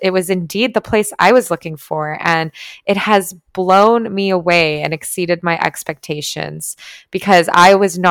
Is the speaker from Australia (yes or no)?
no; Toronto, Ontario, Canada; moved away as an adult; now in Tulum, Mexico; I'm from Toronto